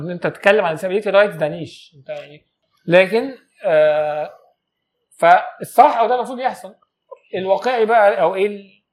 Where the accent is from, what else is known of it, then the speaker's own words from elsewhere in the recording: Egypt; انا مواطن مصري عادي